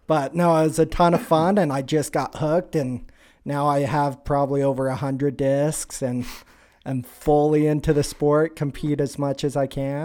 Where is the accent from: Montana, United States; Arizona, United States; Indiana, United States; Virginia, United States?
Montana, United States; born or raised there